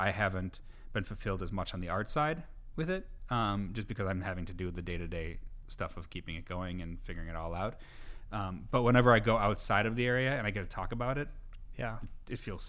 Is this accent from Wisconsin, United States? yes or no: yes; Appleton, Wisconsin, United States; moved away as an adult; also born or lived in Chicago; I grew up here